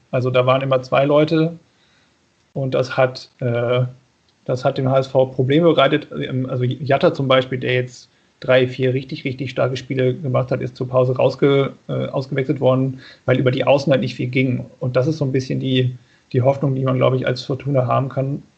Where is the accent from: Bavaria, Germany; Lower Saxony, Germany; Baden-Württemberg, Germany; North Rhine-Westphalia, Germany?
Lower Saxony, Germany; now in Bonn, Germany; ich komme eigentlich aus Niedersachsen.